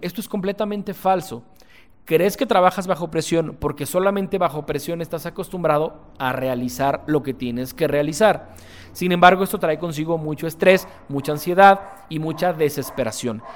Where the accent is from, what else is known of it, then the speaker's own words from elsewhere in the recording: Guadalajara, Jalisco, Mexico; soy un empresario tapatío